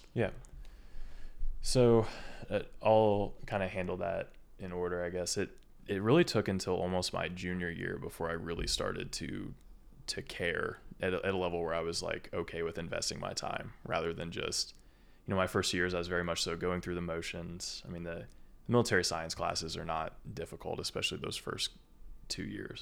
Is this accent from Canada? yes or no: no; small town just north of Indianapolis, United States; moved away as an adult; also born or lived in Kentucky / Lexington, Kentucky; I'm a Kentuckian. I'm not, I'm not from Indiana, even though I've grown up here, you know, fourteen years of my life